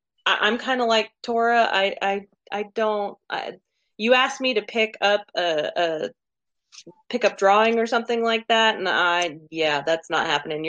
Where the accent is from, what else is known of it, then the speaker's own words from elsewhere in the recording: Oklahoma, United States; I am from Oklahoma. I'm a counselor and I'm 35